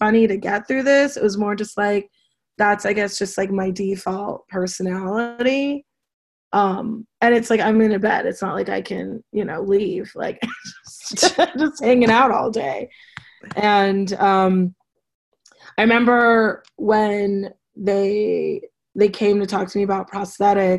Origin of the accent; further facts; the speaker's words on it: Los Angeles, California, United States; I grew up in Los Angeles